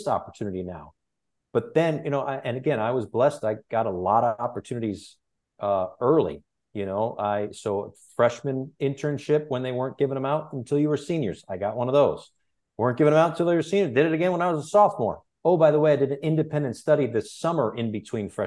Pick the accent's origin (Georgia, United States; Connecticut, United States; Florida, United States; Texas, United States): Connecticut, United States; Bristol; now in Miami, United States; growing up in Bristol, Connecticut, the home of ESPN, I was lucky enough to be around ESPN quite a bit